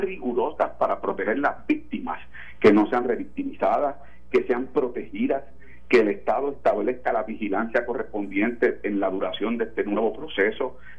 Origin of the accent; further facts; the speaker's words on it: Puerto Rico; lo que somos puertorriqueños